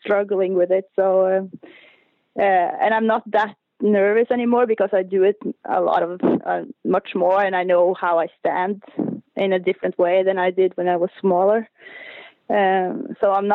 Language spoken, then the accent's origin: English; Oppdal, Trøndelag, Norway; No, I'm from Uppdal. It's about 2-hour drive from Trondheim.